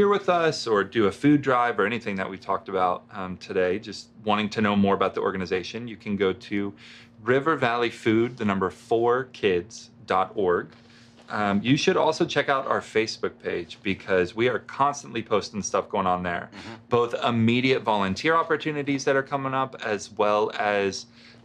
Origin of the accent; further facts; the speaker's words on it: Russellville, Arkansas, United States; also born or lived in Colorado; I grew up here in Russellville, graduated from the high school